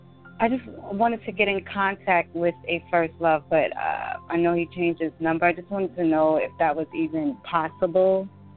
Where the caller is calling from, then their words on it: New Jersey, United States; I'm calling from New Jersey.